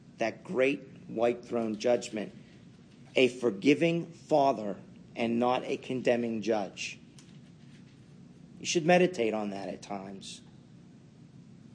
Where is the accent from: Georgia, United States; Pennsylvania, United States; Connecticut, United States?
Pennsylvania, United States; Pittsburgh; you could tell I was brought up in Pittsburgh